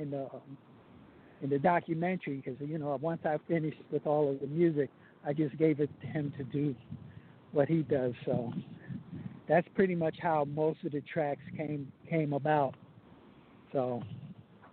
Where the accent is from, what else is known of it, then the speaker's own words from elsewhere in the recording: New York City, New York, United States; also born or lived in Harlem, New York; now in Jersey City, United States; I'm actually calling from Jersey City, because that's where I reside now, but I represent Brooklyn wherever I go in the world